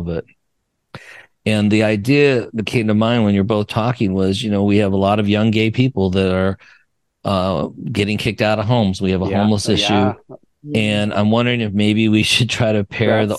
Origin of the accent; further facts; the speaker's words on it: Wyoming, United States; moved away; I'm from Wyoming